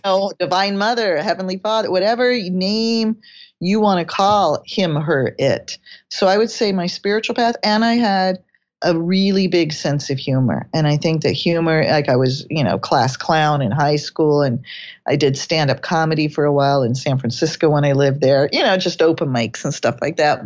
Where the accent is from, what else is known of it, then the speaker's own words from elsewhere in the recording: England, United Kingdom; I was born in England